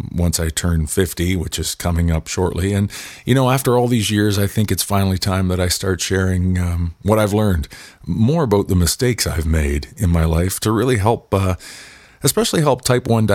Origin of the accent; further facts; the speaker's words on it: Pictou County, Nova Scotia, Canada; I was born and raised in Pictou County, Nova Scotia, which is on, of course, the East Coast on the Atlantic Ocean in Canada